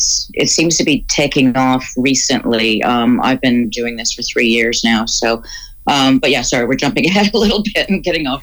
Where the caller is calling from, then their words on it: Toronto, Ontario, Canada; moved away as an adult; I'm calling from the boomtown of Oshawa. I moved here from Toronto about 5 years ago.